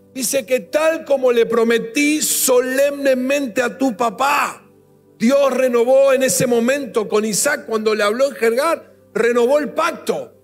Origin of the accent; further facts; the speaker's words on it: Argentina; como nación, como país, como argentinos que somos